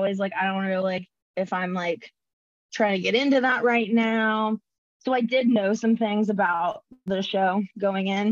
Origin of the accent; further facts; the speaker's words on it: North Carolina, United States; I grew up in North Carolina